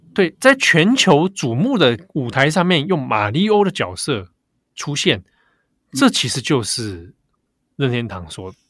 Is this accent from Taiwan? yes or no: yes; Taipei, Taiwan; 我那时候小时候住在北投啦